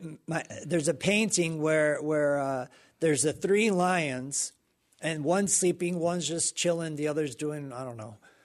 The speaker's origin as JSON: {"language": "English", "town": "Pensacola", "region": "Florida", "country": "United States", "tie": "born or raised there", "said": "Pensacola, Florida."}